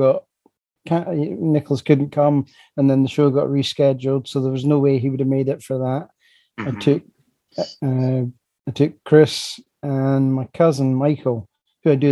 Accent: Dunfermline, Scotland, United Kingdom; I'm from Dunfermline.

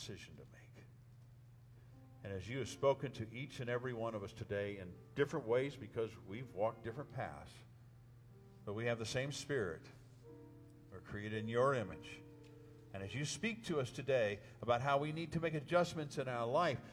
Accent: northern New Mexico, United States; moved away as an adult; I came home from Southwestern Seminary all the way to Lindroth, New Mexico, up in northern New Mexico

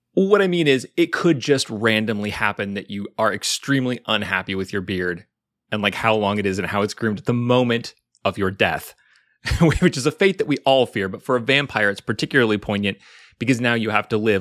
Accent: Pacific Northwest, United States; I'm from the Pacific Northwest

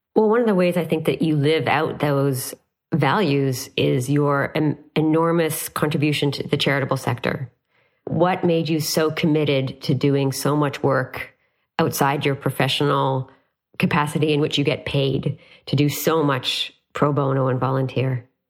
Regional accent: Canada; as a Canadian

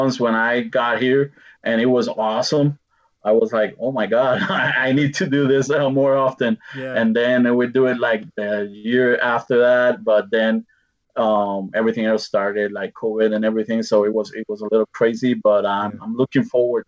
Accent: Puerto Rico; moved away as an adult; now in Colorado, United States; we're Puerto Ricans

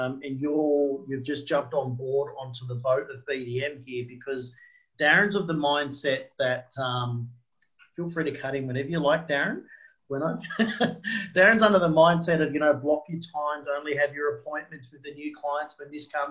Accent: Brisbane, Queensland, Australia; I'm from Brisbane

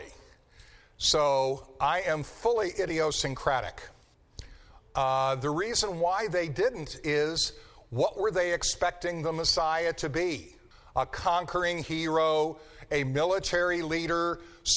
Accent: Denver, Colorado, United States; moved away; I grew up in Denver, Colorado

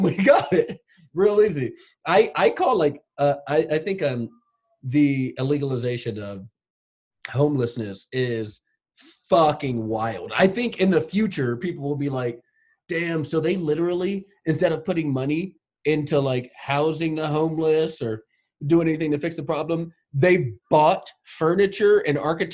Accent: Los Angeles, California, United States; I grew up in Los Angeles

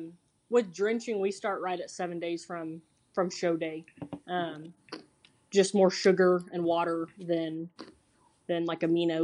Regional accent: Piedmont, Oklahoma, United States; My whole life. I grew up about a mile from where I live now.

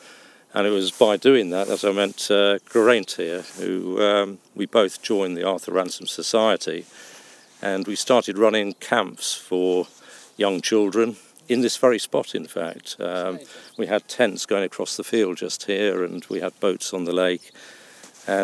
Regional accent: London, United Kingdom; also born or lived in Penrith, Cumbria; now in Windermere, United Kingdom; Well, I live in Windermere now, but I was brought up in North London. My parents were from Penrith in Cumbria.

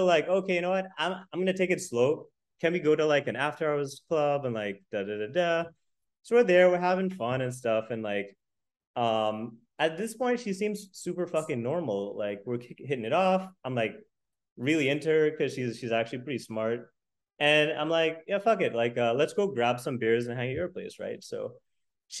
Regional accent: United States; I'm American

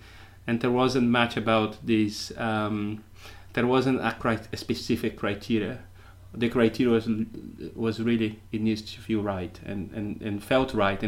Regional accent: Brazil; English is a second language; moved away as an adult; also born or lived in United Kingdom; now in Portugal; I was born in Brazil and spent the last 25 years in the UK.

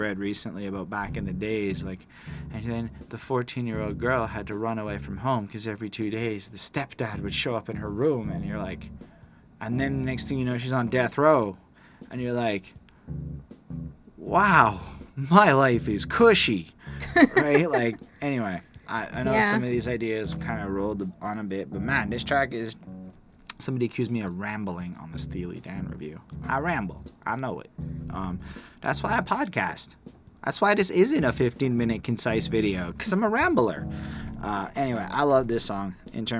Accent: Canada; We're freaking Canada

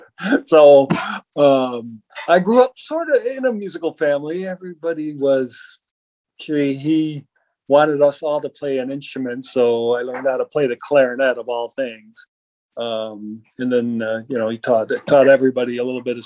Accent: Chicago, Illinois, United States; moved away as an adult; also born or lived in Louisville; now in Milwaukee, United States; grew up in Chicago, so Chicago born, raised, stayed most of my adult life in Chicago

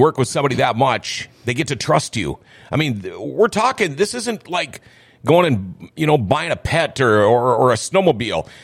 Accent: Crookston, Minnesota, United States; moved away; also born or lived in Thief River Falls; Originally, I'm from Crookston

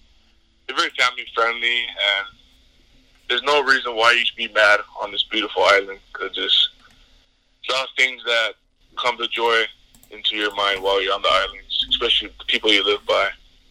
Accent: Hawaii, United States; It's very hot over here, especially where I live on the west side of the island

